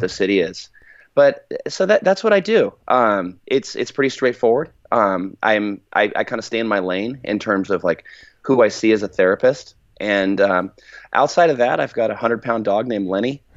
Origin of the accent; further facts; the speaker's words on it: California, United States; I'm from California, but, like, we're, my, my family's actually from Arkansas